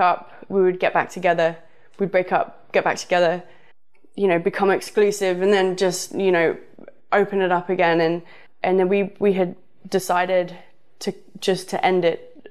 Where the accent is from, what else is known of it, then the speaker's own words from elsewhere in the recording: the south of England, United Kingdom; moved away; also born or lived in Los Angeles; I'm from the south